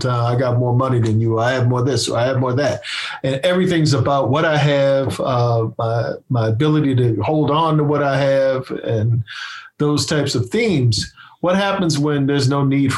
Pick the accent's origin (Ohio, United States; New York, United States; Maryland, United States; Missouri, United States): Maryland, United States; Annapolis; also born or lived in Baltimore, Maryland; I come from Annapolis, Maryland